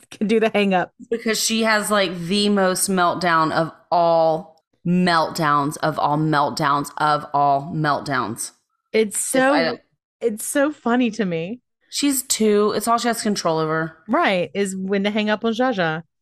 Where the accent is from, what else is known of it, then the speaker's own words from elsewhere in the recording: United States; I'm an American